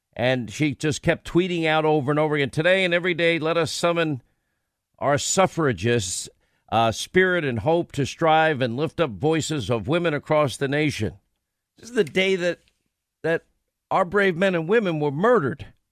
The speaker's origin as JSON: {"language": "English", "region": "New York", "country": "United States", "tie": "born or raised there", "said": "where I grew up in New York"}